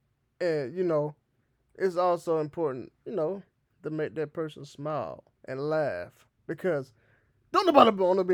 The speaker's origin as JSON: {"language": "English", "region": "the South", "country": "United States", "accent": "Southern", "lives_now": "Kansas City, United States", "said": "I don't have my southern accent no more. I've been to Kansas City way too long now."}